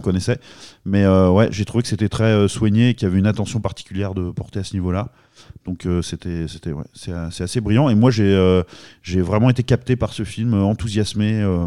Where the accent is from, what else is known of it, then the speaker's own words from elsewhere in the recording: France; nous, notamment français